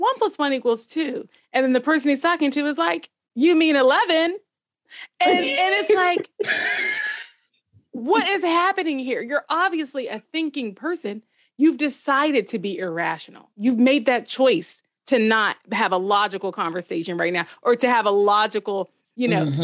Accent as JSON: {"language": "English", "country": "United States", "said": "being an American, second of all, being a Black American"}